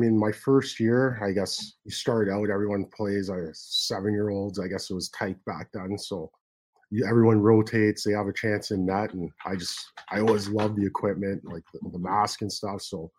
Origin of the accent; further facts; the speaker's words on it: Richmond Hill, Ontario, Canada; also born or lived in Toronto; I grew up in Richmond Hill. So I was born in Toronto. Yeah. My mom ended up moving to Richmond Hill when we were, I think I was like three or four. So I grew up there and just continued playing in Toronto.